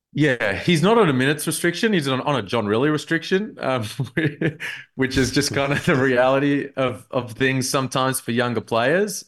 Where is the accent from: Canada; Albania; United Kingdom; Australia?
Australia; Melbourne, Victoria; I'm from Melbourne